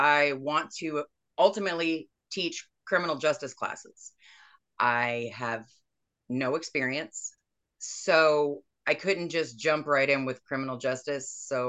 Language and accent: English; Houston, Texas, United States; also born or lived in Arkansas / Tennessee; I was born in Houston.